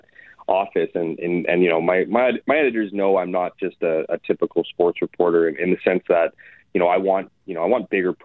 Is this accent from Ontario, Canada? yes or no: no; Winnipeg, Manitoba, Canada; I come from St. James. I'm a St. James guy. I went to Silver Heights Collegiate, the same high school that Graham James went to.